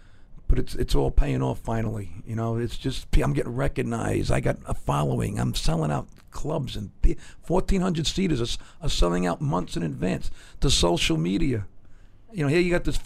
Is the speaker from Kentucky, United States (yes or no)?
no; New York City, New York, United States; growing up in Brooklyn